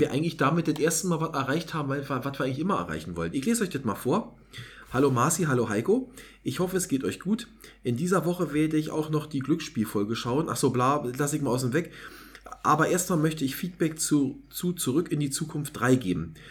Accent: East Germany, Germany; muss ich als Ossi

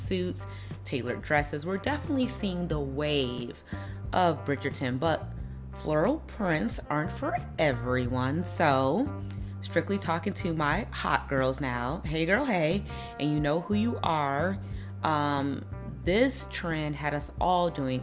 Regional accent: Chicago, Illinois, United States; now in Los Angeles, United States; I'm from Chicago

